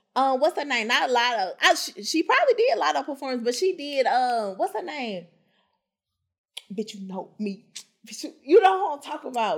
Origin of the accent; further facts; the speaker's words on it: Memphis, Tennessee, United States; I'm from Memphis